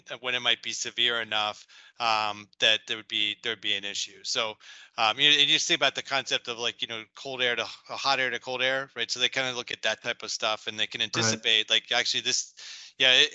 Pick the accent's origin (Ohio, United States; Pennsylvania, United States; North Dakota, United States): Pennsylvania, United States; Media; moved away as an adult; I grew up in Media, Pennsylvania.